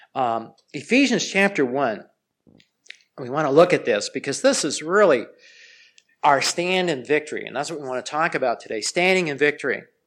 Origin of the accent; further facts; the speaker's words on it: Los Angeles, California, United States; I grew up in Los Angeles, and it's just out in Pasadena.